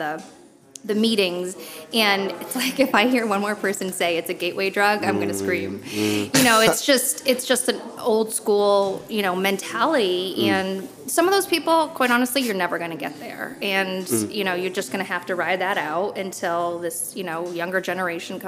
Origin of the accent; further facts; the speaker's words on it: Connecticut, United States; I'm from Connecticut